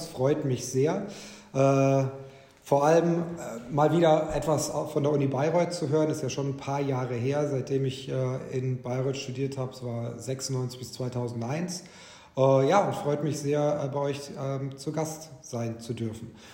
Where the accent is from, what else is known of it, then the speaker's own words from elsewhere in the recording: Cairo, Cairo Governorate, Egypt; moved away; also born or lived in Ulm, Germany / Bavarian Swabia, Germany; Ich bin dort aber nicht aufgewachsen, ich bin geboren in Ulm. Meine Kindheitsjahre, die ersten, waren in Bayerisch-Schwaben in der Nähe von Augsburg. Bin aber dann äh, aus familiären Gründen in Ägypten gelandet. Äh, also bin den Großteil meiner Jugend und Kindheit habe ich in Kairo verbracht